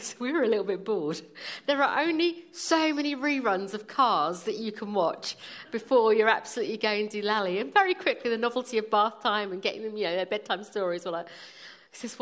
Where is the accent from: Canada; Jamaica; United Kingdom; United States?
United Kingdom; London; also born or lived in India; now in Croydon, United Kingdom; I was born in India, did most of my growing up in Wimbledon, and have lived in Croydon for the last 20 or so years